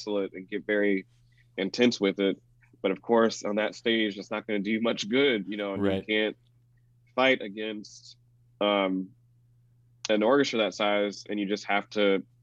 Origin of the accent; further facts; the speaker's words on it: the South, United States; being a black man growing up in the South